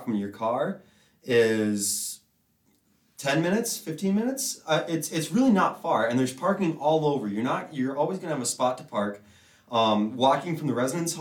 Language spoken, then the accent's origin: English; Bemidji, Minnesota, United States; moved away as an adult; now in Grand Forks, United States; I'm from Bemidji, Minnesota. If you don't know where that is, it's only 2 hours east of Grand Forks, just off of Highway 2. I was born and raised there all my life